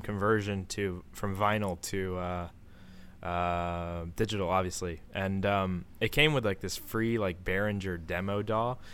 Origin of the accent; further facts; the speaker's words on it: Maryland, United States; I'm from Maryland